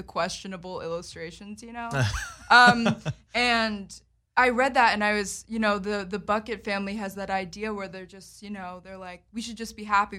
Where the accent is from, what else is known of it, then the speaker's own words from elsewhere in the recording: Berwyn, Pennsylvania, United States; moved away; I grew up in Berwyn, Pennsylvania.